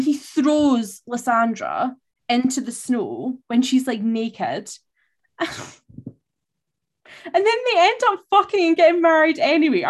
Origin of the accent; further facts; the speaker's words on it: Scotland, United Kingdom; I'm Scottish